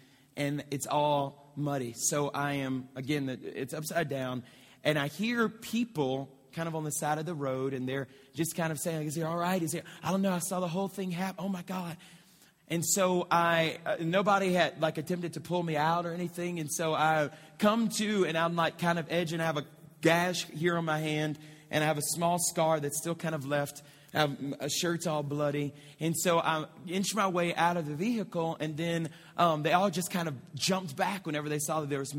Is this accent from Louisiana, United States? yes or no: yes; Moss Bluff, Louisiana, United States; I'm about 15 minutes from my hometown, okay? It's in a city called Moss Bluff, which is just north of Lake Charles